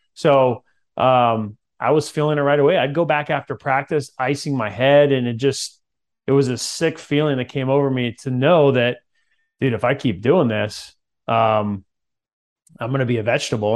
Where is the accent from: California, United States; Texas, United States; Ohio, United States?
California, United States; Central; I grew up in Central California